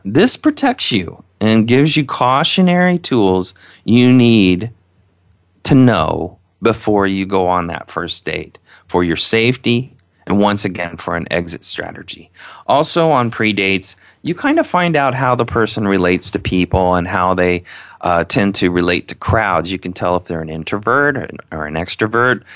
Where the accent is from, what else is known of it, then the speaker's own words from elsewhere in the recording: Indiana, United States; I'm from Indiana, if you haven't heard by my accent.